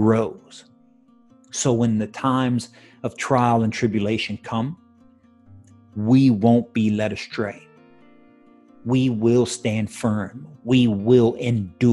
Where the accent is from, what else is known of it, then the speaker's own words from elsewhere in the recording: United States; I'm an American citizen